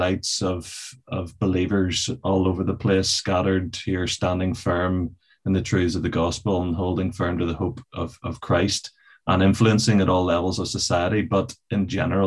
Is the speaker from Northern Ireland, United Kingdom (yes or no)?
yes; Belfast, Northern Ireland, United Kingdom; also born or lived in England / San Antonio, Texas; born in Belfast, and I've always lived in the northern suburbs of Belfast.